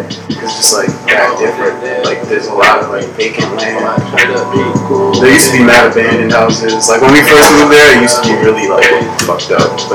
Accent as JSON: {"language": "English", "town": "New York City", "region": "New York", "country": "United States", "tie": "born or raised there"}